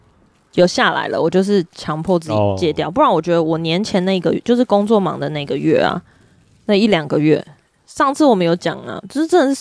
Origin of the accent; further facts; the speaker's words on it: United States; 因此，我在美国长大的时候，社会教给我们的潜规则就是男人要照顾女人，be a gentleman。